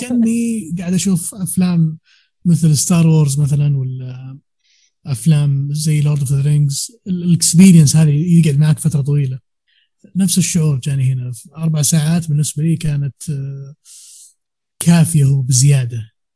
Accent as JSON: {"language": "Arabic", "town": "Riyadh", "region": "Riyadh Province", "country": "Saudi Arabia", "said": "عندنا في الرياض"}